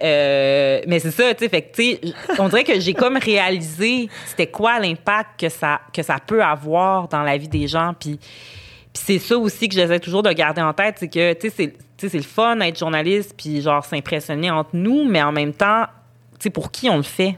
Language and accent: French; Montreal, Quebec, Canada; moi, je suis montréalaise, je suis née à Montréal, j'ai grandi à Montréal